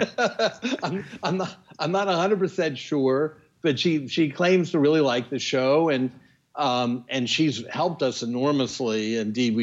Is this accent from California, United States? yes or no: no; Washington, District of Columbia, United States; I grew up in Washington